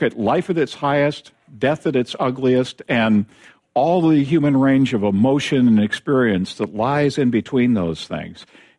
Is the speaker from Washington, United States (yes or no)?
yes; Tacoma, Washington, United States; I have friends where I grew up in University Place in Tacoma.